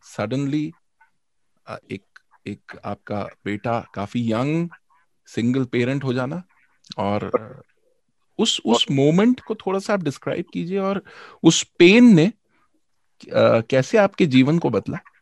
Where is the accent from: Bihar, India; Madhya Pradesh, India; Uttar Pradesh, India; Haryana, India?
Madhya Pradesh, India; Bhopal; मैं भोपाल से हूँ